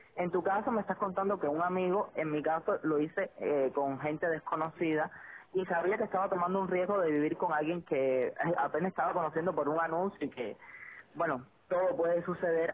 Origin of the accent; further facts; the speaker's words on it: Sagua la Grande, Villa Clara, Cuba; moved away as an adult; now in Santa Clara, Cuba; somos de Sagua, somos paisanas